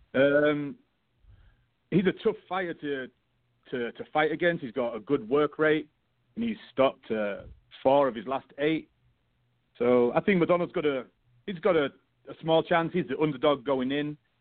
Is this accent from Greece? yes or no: no; United Kingdom; I'm British